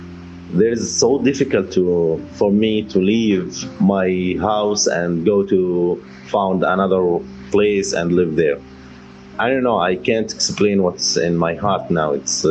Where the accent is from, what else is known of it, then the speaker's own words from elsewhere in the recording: Susya, West Bank, Palestine; English is a second language; Look, I grew up in Sousse village